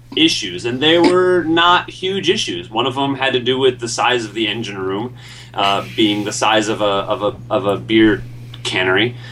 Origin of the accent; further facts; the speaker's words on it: Lake Mills, Wisconsin, United States; I want Labarca ah. Burton to go to my school in Lake Mills, Wisconsin